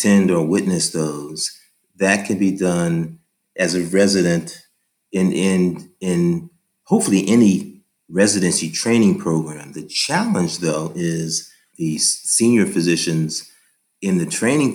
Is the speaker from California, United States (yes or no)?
yes; San Francisco, California, United States; also born or lived in New York City; my hometown of San Francisco